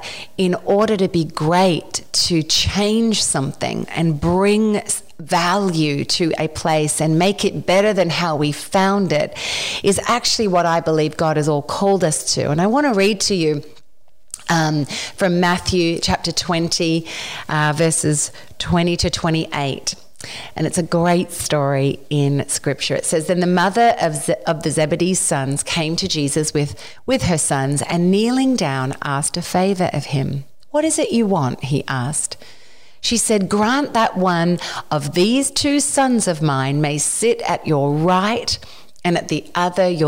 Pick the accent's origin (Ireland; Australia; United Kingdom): Australia; moved away as an adult; now in Nashville, United States